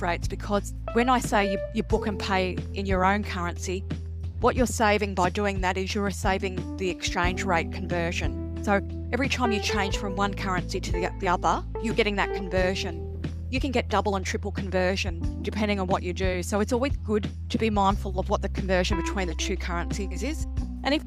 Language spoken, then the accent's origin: English; Australia; as an Australian